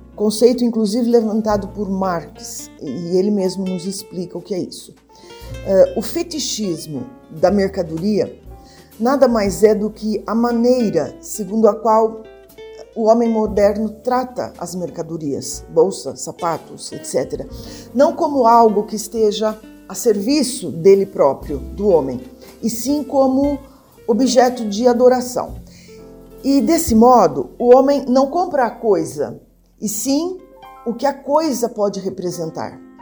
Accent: Brazil; eu, enquanto brasileira, eu tenho

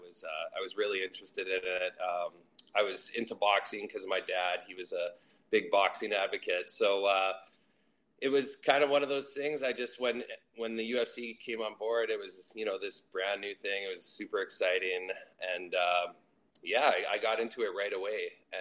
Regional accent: Winnipeg, Manitoba, Canada; I grew up, I was born and raised, and I still do live in Winnipeg, Manitoba.

